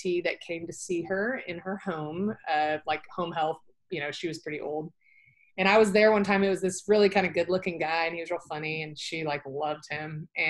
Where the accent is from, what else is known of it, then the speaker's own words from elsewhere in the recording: Dallas, Texas, United States; So I grew up in Dallas, North Dallas, and I've lived here my whole life